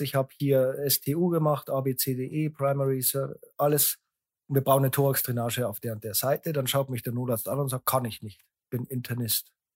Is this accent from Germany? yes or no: yes; Landshut, Bavaria, Germany; born or raised there